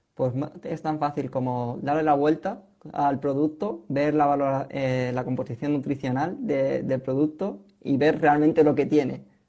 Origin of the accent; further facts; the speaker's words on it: Spain; como españolas que somos